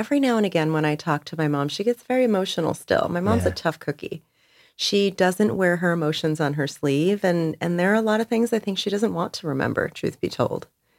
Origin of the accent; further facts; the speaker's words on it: Perth Amboy, New Jersey, United States; most folks would not expect from kids growing up in Perth Amboy, New Jersey.